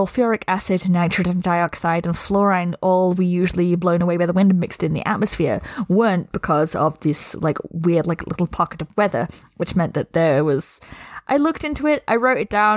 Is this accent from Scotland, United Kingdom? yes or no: no; Scunthorpe, Yorkshire and the Humber, United Kingdom; my hometown, Scunthorpe, which, yes, that's a real place